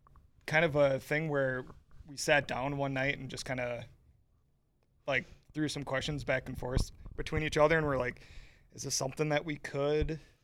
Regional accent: Hayward, California, United States; I mean, growing up in Hayward, obviously, I know what summers are like here

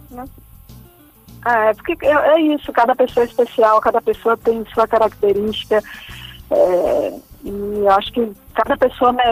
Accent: Feira de Santana, Bahia, Brazil; born there; now in Salvador, Brazil; ela mora em Feira de Santana

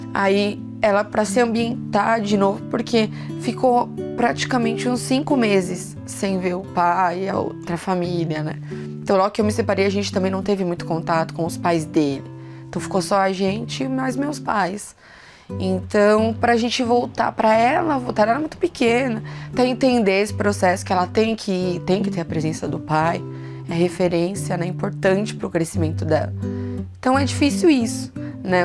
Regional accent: São Paulo, Brazil; eu sou de Interlagos

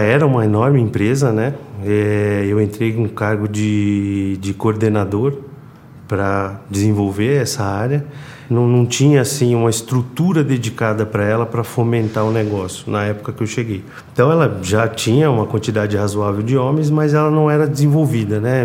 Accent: São Paulo, Brazil; sou de São Paulo, natural de São Paulo

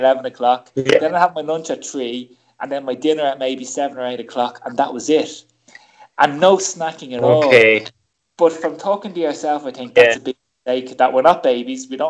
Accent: Ireland; most kids of the 70s and 80s growing up in Ireland, you know, I grew up in a kitchen

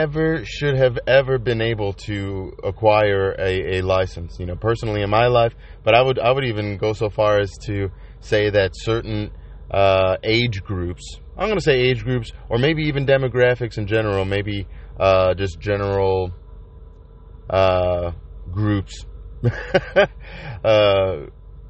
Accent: Chicago, Illinois, United States; I'm from Chicago

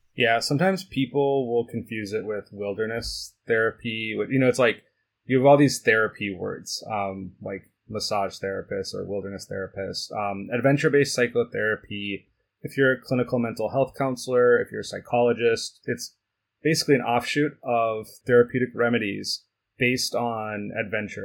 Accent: United States; also born or lived in Switzerland; dad's side of the family is Swiss, but I, I grew up in the United States.

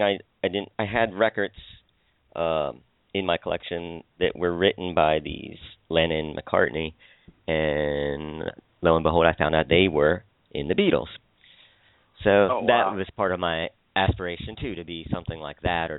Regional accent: Philadelphia, Pennsylvania, United States; I'm from Pennsylvania, the suburbs of Philadelphia

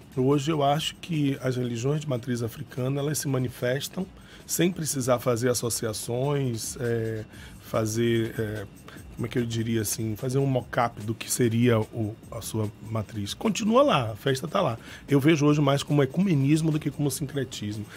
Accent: Salvador, Bahia, Brazil; sou menino da Cidade Baixa, né? Fui criado ali nos, na Cidade Baixa, nos Alagados, até os 15 anos.

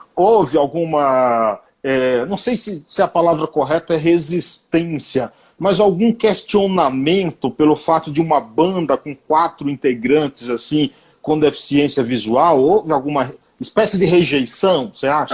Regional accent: Bahia, Brazil; moved away as an adult; now in São Paulo, Brazil; eu sou baiano

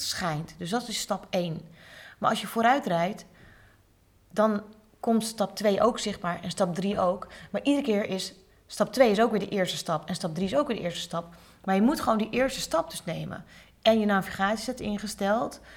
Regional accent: Hoorn, North Holland, Netherlands; ik ben ook geboren in Horen

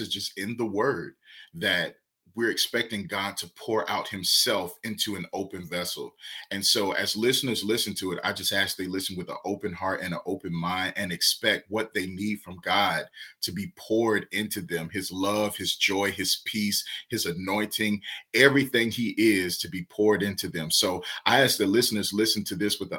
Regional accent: Savannah, Georgia, United States; I'm from Savannah, Georgia, and there was this street called Whitaker Street where the pastor I grew up under

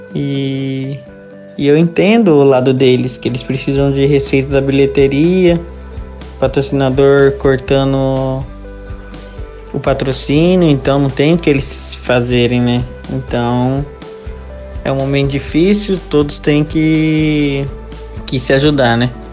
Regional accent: Londrina, Paraná, Brazil; moved away; na minha cidade natal

